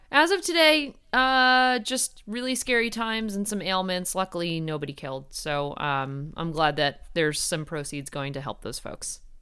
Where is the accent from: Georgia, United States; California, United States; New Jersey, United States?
New Jersey, United States; Ridgewood; Ridgewood, New Jersey, which is my hometown